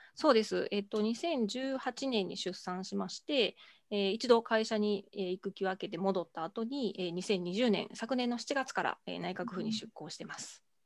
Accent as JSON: {"language": "Japanese", "town": "Amagasaki", "region": "Hyogo", "country": "Japan", "tie": "born or raised there", "said": "兵庫県出身ですが、あの尼崎兵庫県尼崎市というところ出身でして"}